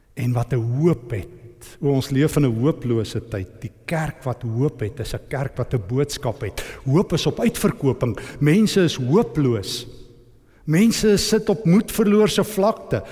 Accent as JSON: {"language": "Afrikaans", "area": "East Rand", "region": "Gauteng", "country": "South Africa", "said": "ek kom van die Oosrand af"}